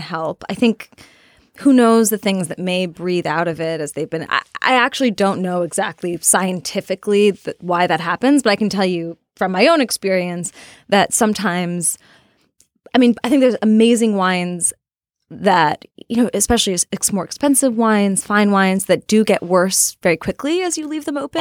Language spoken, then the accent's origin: English; Portland, Oregon, United States; I'm from Portland, Oregon. I had a high school reunion with a lot of other Portlanders